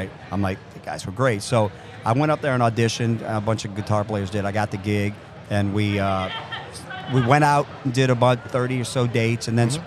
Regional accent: New Orleans, Louisiana, United States; born and raised in New Orleans

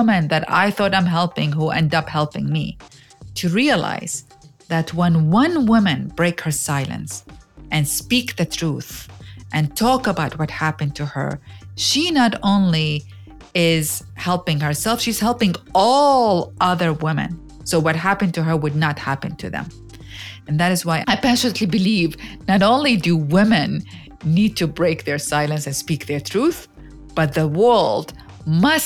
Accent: Iraq; now in United States; I grew up in Iraq

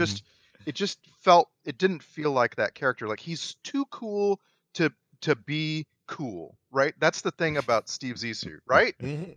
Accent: United States; middle class white American.

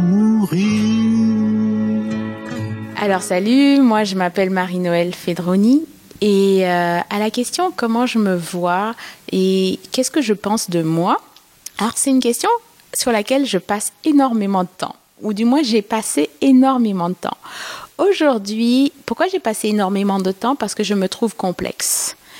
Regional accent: Martinique; moved away as an adult; now in Montreal, Canada; Parce que j'ai immigré au Québec il y a sept ans. Et j'adore mon pays. je viens de la Martinique

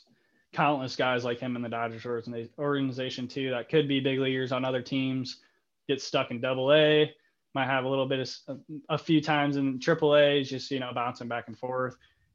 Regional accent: Toledo, Ohio, United States; born there; now in Fort Wayne, United States; I was born in Toledo, and we both live in Fort Wayne

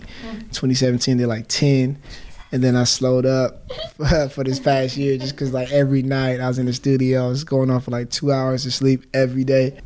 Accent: Inglewood, California, United States; growing up in Inglewood

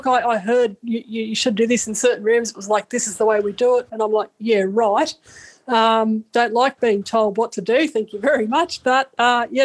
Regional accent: Australia; I'm from Australia

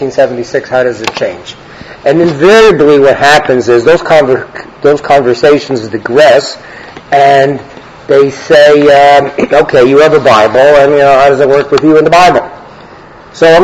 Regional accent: Canada; I'm a Canadian, but I am a lawyer by background

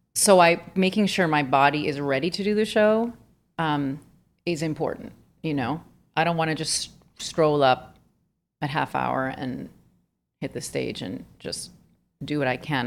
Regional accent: Miami, Florida, United States; moved away; I'm from Miami

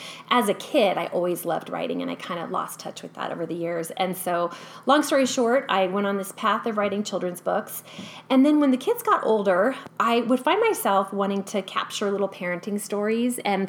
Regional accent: California, United States; moved away as an adult; now in Boise, United States; born and raised in California

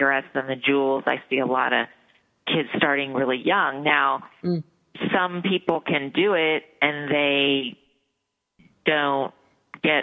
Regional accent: Dayton, Ohio, United States; I grew up in Dayton, Ohio

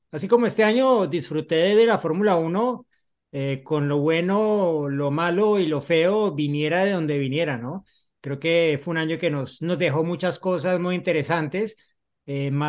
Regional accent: Colombia; yo como colombiano

